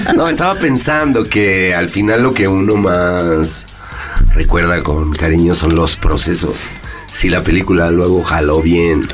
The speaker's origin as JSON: {"language": "Spanish", "country": "Mexico", "also_born_or_lived": "Madrid, Spain", "said": "me fui a vivir allá y ahí me di cuenta que soy mexicano"}